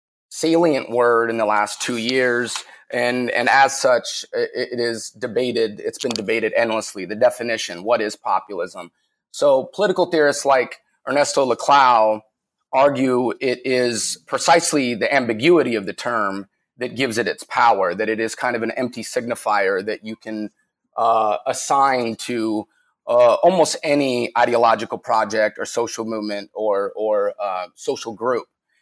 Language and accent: English; Salt Lake City, Utah, United States; I grew up in Salt Lake City, Utah.